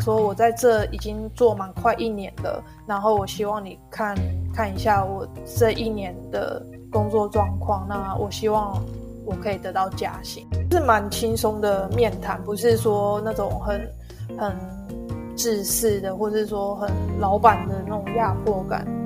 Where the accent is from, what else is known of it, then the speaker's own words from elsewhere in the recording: Taiwan; moved away; 跟我们台湾人有点就是不太一样的地方